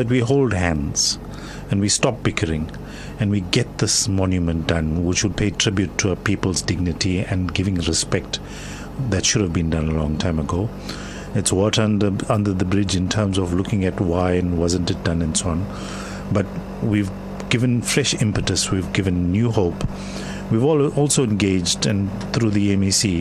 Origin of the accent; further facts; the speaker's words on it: South Africa; I'm South African, I'm not Indian